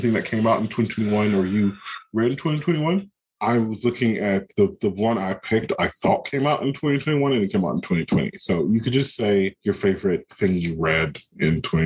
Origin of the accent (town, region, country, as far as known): North Carolina, United States; born or raised there